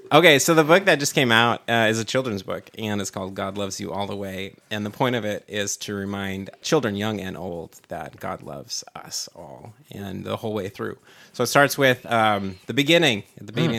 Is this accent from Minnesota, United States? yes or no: yes; Minnesota, United States; moved away as an adult; now in San Diego, United States; I was born in Minnesota